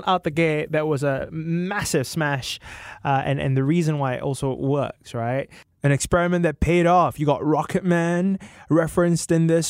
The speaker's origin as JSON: {"language": "English", "country": "Singapore", "tie": "born or raised there", "also_born_or_lived": "Bukit Panjang", "said": "I grew up in the West, like super, super West side, like I grew up Jurong East and Jurong West, and I went to school at Jurong Primary School"}